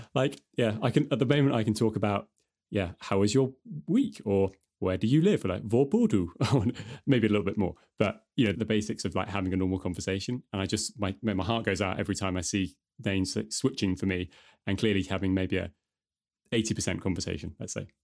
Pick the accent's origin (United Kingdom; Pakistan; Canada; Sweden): United Kingdom; now in Denmark